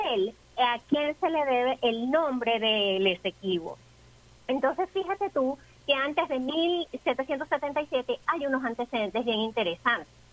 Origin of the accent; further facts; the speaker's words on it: Venezuela; nosotros como venezolanos debemos conocer y reivindicar siempre